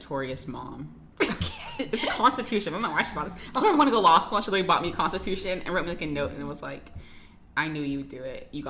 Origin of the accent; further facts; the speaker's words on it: United States; I think American accents are neutral. I think it's only because I'm from America that I think that.